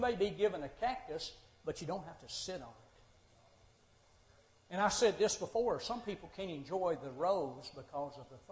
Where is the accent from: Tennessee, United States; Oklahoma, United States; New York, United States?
Tennessee, United States; Monterey; moved away as an adult; also born or lived in Nashville, Tennessee / Cordele, Georgia; I had born and raised in Monterey, went off to Nashville School of Preaching